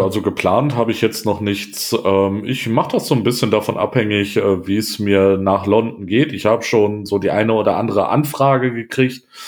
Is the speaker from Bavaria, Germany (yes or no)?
no; Wuppertal, North Rhine-Westphalia, Germany; in einer Großstadt wie äh, Wuppertal, wo ich groß geworden bin